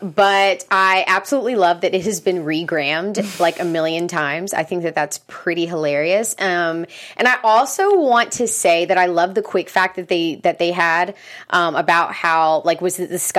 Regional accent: Charleston, South Carolina, United States; I'm from South Carolina. I'm from Charleston, South Carolina.

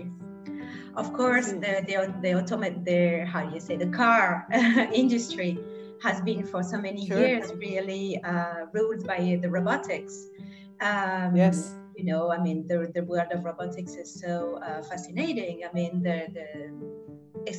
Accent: Grenoble, Auvergne-Rhône-Alpes, France; moved away; I'm from Grenoble in France originally

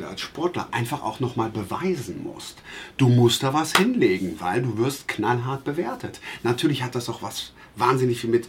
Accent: Traben-Trarbach, Rhineland-Palatinate, Germany; born there; In Traben-Trabach, in meiner Geburtsstadt in Rheinland-Pfalz.

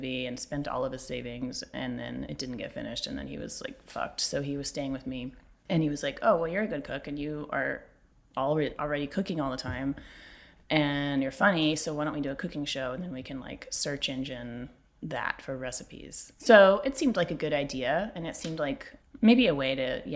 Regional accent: Texas, United States; I'm from Texas

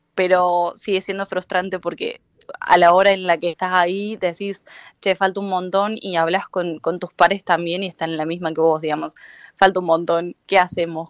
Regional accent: Argentina

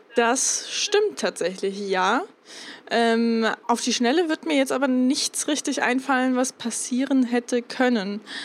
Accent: Germany; wir Deutschen

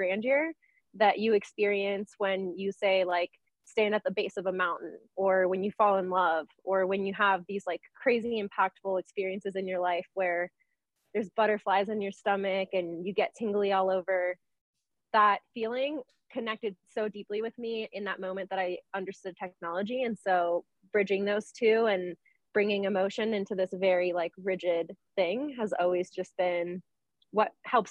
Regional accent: Venezuela; I grew up, I'm from Venezuela and my family's Catholic.

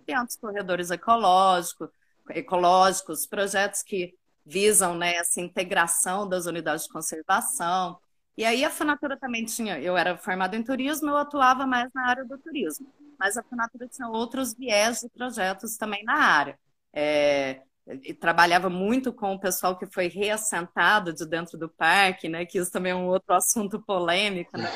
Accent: Uberaba, Minas Gerais, Brazil; also born or lived in São Paulo; now in Ilhabela, Brazil; eu sou de Uberaba, Minas

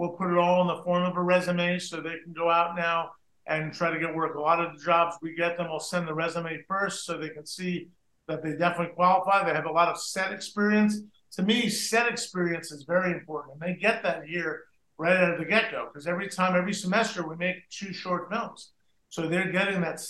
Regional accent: New Jersey, United States; kid growing up in New Jersey, and Joey and I both grew up in New Jersey

